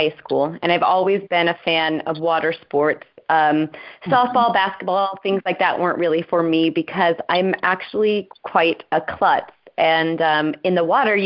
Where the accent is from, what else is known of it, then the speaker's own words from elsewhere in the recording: California, United States; moved away as an adult; also born or lived in Hawaii / San Diego / England; now in Japan; I'm originally from California